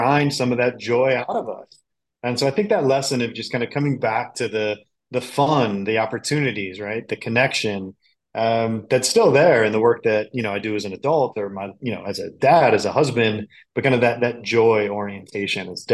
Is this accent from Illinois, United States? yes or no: yes; Chicago, Illinois, United States; I grew up in the Chicagoland area.